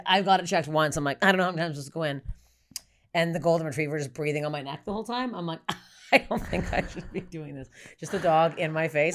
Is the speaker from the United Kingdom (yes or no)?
no; Canada; I'm Canadian